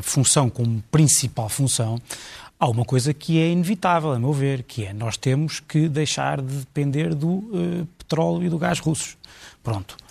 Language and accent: Portuguese; Portugal; como português